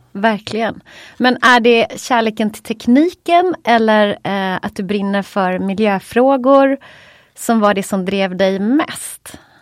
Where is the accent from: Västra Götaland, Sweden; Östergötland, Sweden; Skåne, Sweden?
Västra Götaland, Sweden; Gothenburg; vi är göteborgare